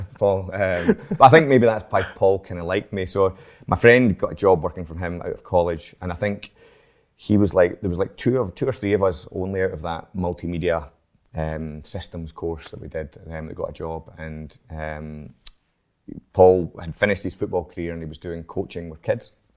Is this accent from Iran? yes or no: no; Edinburgh, Scotland, United Kingdom; now in Glasgow, United Kingdom; I'm from Edinburgh, actually, so I was born in Edinburgh